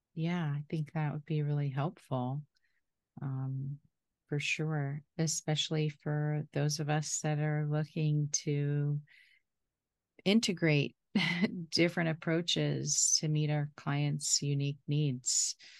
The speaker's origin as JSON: {"language": "English", "region": "Florida", "country": "United States", "tie": "born or raised there", "said": "I'm from Florida"}